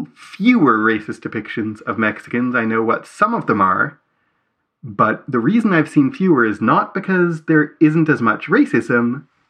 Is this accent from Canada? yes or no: yes; Canada; as Canadians